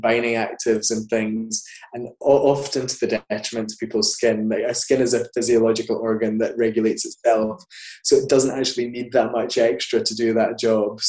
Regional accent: Scotland, United Kingdom; now in London, United Kingdom; I grew up in kind of semi-rural Scotland

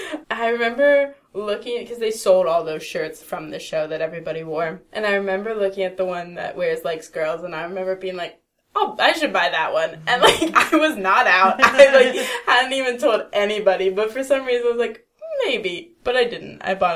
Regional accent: East Coast, United States; That's what I miss about, like, growing up on the East Coast. New York was 4 hours away. Philly was an hour and a half away.

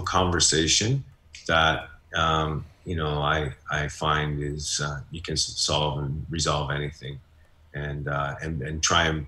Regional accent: Hamilton, Ontario, Canada; I'm from Hamilton

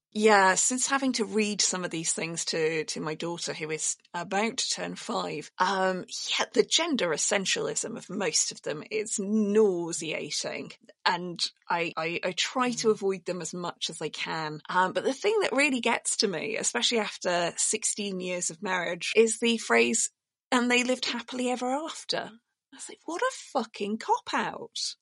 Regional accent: Yorkshire and the Humber, United Kingdom; I grew up in Yorkshire

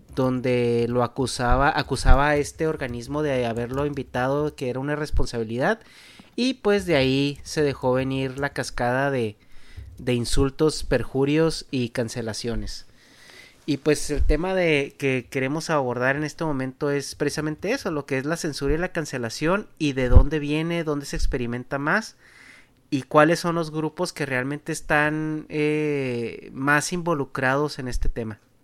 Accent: Mexico; nuestro estilo de vida como mexicano

